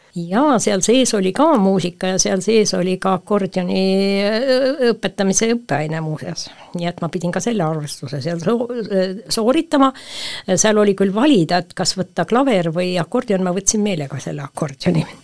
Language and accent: Estonian; Põltsamaa, Jõgeva County, Estonia; Põltsamaa on ikkagi minu kodukoht ja minu kodulinn